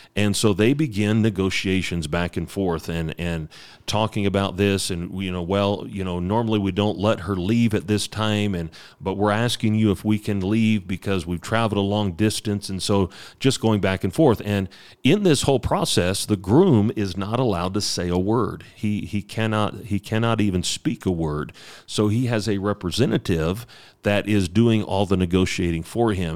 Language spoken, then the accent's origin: English; United States; moved away; I'm an American